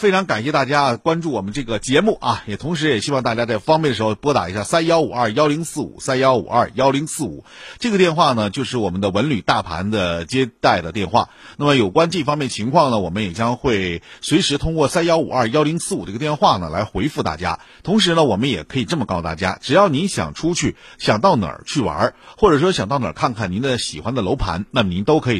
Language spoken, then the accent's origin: Chinese; Shenyang, Liaoning, China; 我们沈阳人